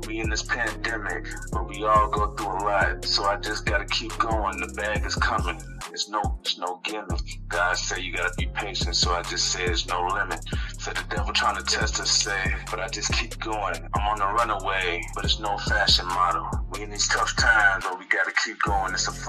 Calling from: Chicago, Illinois, United States; I'm calling from Chicago, Illinois.

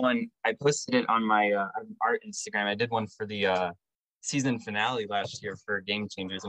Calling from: Tampa, Florida, United States; I'm calling from Tampa, Florida.

